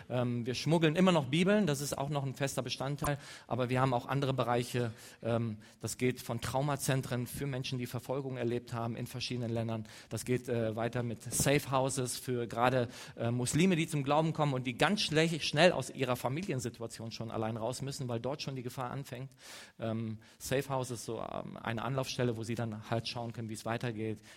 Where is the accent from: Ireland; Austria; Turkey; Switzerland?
Turkey; Eastern Anatolia; German is a second language; ich komme aus dem Nahen Osten, Ostanatolien. Ich komme ziemlich nah an der Grenze, äh, aus, äh, an der Grenze von, äh, von Syrien.